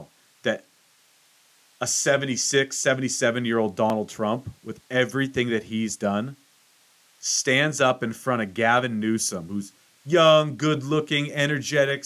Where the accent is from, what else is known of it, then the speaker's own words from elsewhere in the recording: United States; I'm an American